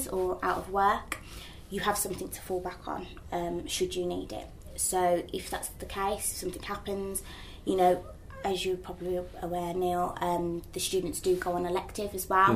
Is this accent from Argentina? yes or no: no; United Kingdom; accent: Midlands